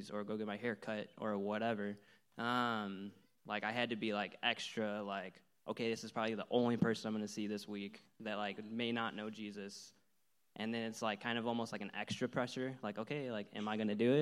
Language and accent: English; Illinois, United States; moved away as an adult; I'm from Illinois